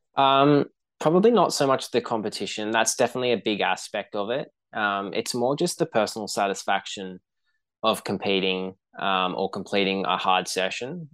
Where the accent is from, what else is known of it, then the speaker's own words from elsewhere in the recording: Brisbane, Queensland, Australia; growing up in Brisbane, and then I had grandparents living down the coast